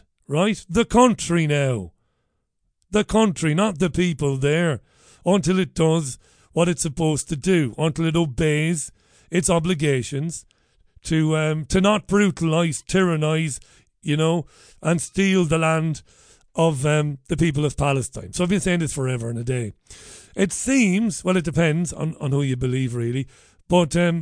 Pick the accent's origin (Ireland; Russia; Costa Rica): Ireland; Waterford, Munster; ever since I was a baby boy growing up in Ballybeg in Waterford in the 1970s